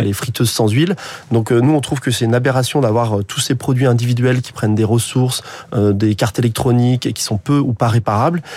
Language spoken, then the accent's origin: French; Haute-Savoie, Auvergne-Rhône-Alpes, France; moved away as an adult; also born or lived in Paris; now in Vendée, France; moi, je suis originaire de Haute-Savoie.